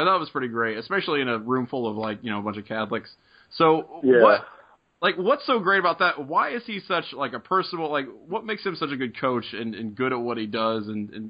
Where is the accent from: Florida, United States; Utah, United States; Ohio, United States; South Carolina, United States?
Ohio, United States; near Cincinnati; I grew up near Cincinnati, and I was kind of a UC fan